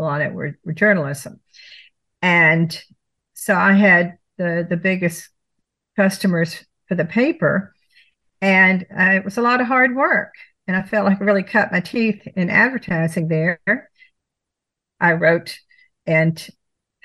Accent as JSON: {"language": "English", "town": "Baton Rouge", "region": "Louisiana", "country": "United States", "tie": "born or raised there", "also_born_or_lived": "Atlanta", "moved": "as an adult", "lives_now": "Niceville, United States", "said": "I grew up in Baton Rouge, Louisiana"}